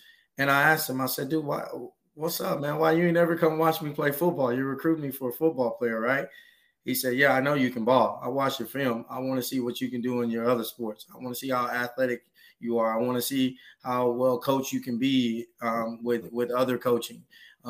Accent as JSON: {"language": "English", "town": "Trinity", "region": "Texas", "country": "United States", "tie": "born or raised there", "also_born_or_lived": "Houston, Texas"}